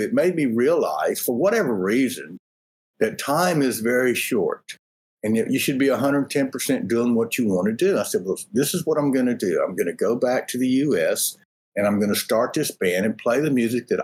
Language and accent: English; Louisiana, United States; now in Texas, United States; I'm in Texas. I'm from Louisiana.